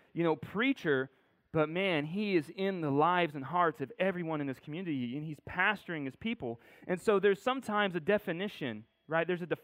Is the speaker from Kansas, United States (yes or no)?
no; Corona, California, United States; born there; I was born in Corona, California, in case you didn't know.